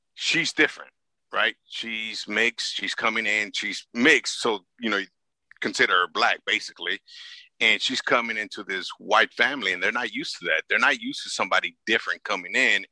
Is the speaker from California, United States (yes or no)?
yes; Los Angeles, California, United States; I grew up in South Central